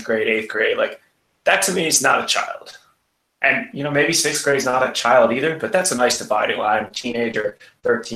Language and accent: English; Philadelphia, Pennsylvania, United States; I am from the Philadelphia area